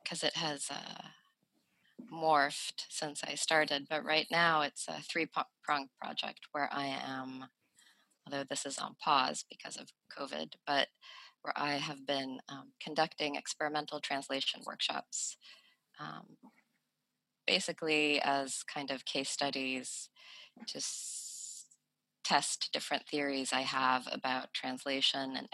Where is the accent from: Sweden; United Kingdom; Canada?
Sweden; moved away; also born or lived in United States; I grew up in Sweden as a person who was racialized as non-white